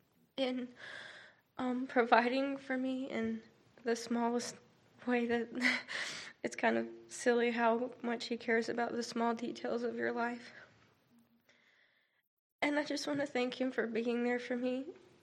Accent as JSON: {"language": "English", "town": "Phoenix", "region": "Arizona", "country": "United States", "moved": "as an adult", "said": "I am an elementary education major, and I'm from Phoenix, Arizona."}